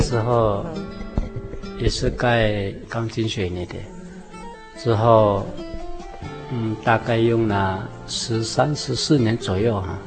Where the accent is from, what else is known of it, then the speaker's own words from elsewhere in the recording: Taiwan; first language Seediq (Truku); 我们这里是称赛德克族